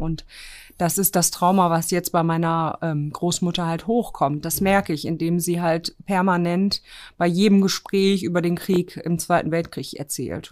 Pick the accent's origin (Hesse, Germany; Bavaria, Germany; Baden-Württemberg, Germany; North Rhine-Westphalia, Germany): North Rhine-Westphalia, Germany; Herten; born or raised there; also born or lived in Grudziądz, Poland